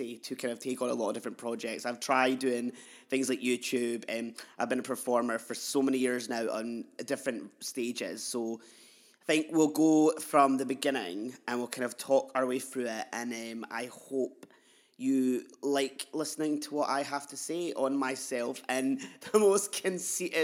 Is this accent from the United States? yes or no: no; Edinburgh, Scotland, United Kingdom; I'm a non-binary queer artist from Edinburgh in Leith. I've grown up in Leith.